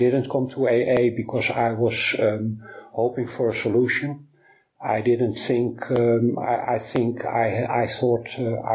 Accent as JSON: {"language": "English", "town": "Amsterdam", "region": "North Holland", "country": "Netherlands", "tie": "born or raised there", "said": "my hometown in Amsterdam"}